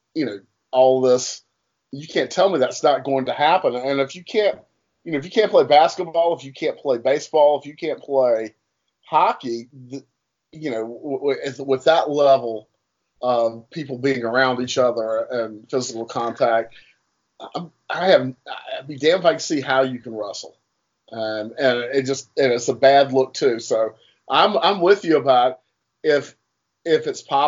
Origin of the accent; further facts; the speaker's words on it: Durham, North Carolina, United States; I grew up in Durham, North Carolina